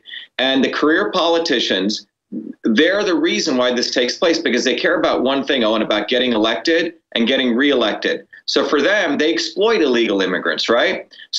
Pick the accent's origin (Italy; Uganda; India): India; now in United States; when my parents and I came from India to here, there were two things, two principles that I think everyone can get around